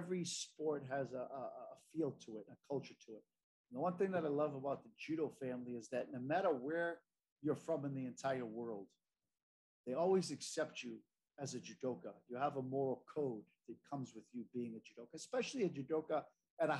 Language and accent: English; United States; as an American